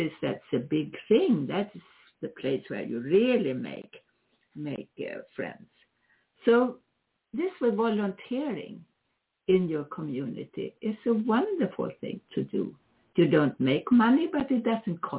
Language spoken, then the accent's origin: English; Sweden; now in United States; I am originally Swedish, if you didn't know that. I'm an American citizen